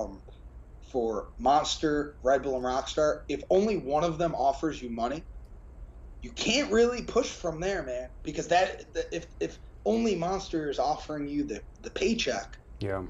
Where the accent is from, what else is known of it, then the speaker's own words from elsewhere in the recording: United States; us American guys